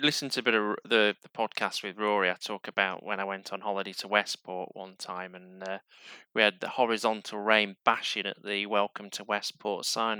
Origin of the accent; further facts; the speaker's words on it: Yorkshire and the Humber, United Kingdom; accent: Yorkshire twang; moved away; I'm from Yorkshire, and there's still a bit of the Yorkshire twang in there, and you know, I don't think we can escape it. But when I do go home, I slip back into it a little bit